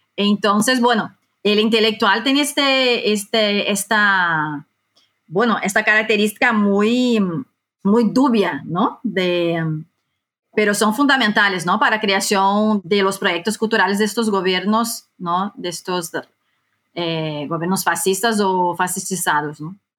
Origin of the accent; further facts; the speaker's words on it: Brazil; moved away as an adult; now in Madrid, Spain; yo soy eh, brasileña, aunque recientemente también eh, tengo la nacionalidad española. Yo vivo hace 10 años en España